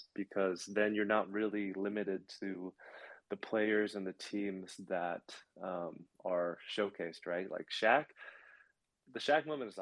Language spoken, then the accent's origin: English; Seattle, Washington, United States; I'm from Seattle.